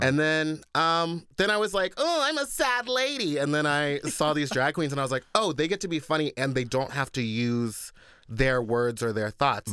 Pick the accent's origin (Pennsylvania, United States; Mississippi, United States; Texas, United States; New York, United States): Texas, United States; moved away; I grew up in Texas with an all-white family